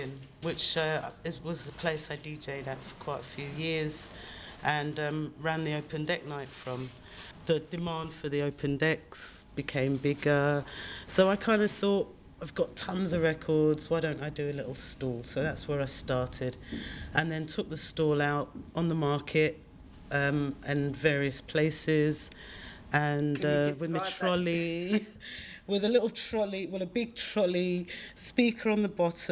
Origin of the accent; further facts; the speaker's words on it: London, United Kingdom; We grew up in Brixton, we grew up on Salton Road, so we shopped in Brixton, we walked around Brixton.